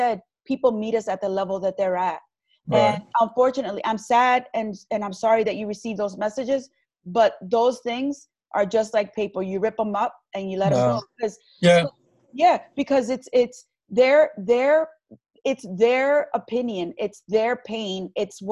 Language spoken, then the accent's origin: English; Long Branch, New Jersey, United States; I was born and raised in Long Branch